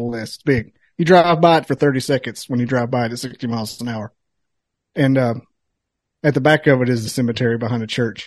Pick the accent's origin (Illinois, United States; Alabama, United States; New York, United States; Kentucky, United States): Alabama, United States; I grew up out in Alabama. I grew up out in Alabama where everybody shoot guns like